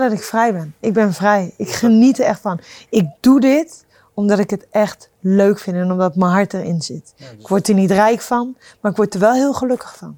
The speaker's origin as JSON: {"language": "Dutch", "country": "Netherlands", "said": "ik kom uit Nederland, klein land"}